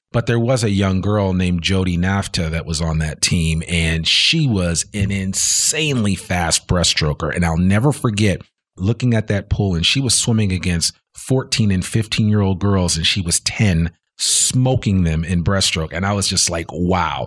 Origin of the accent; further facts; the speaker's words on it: New Jersey, United States; I grew up in New Jersey.